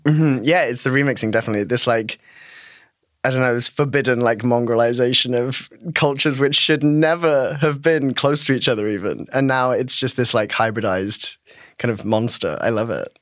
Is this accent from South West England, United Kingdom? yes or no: yes; Devon, South West England, United Kingdom; I'm from Devon in um, southwest of the UK